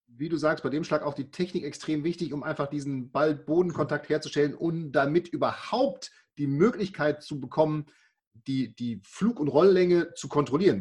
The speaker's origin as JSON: {"language": "German", "town": "Münster", "region": "North Rhine-Westphalia", "country": "Germany", "said": "ich komme ja aus Münster"}